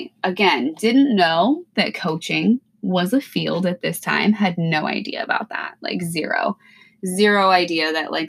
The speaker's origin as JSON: {"language": "English", "region": "Pacific Northwest", "country": "United States", "said": "You know, I'm from the Pacific Northwest. It's mild here. Yeah, it rains, but like it's mild weather. We don't get a ton of snow."}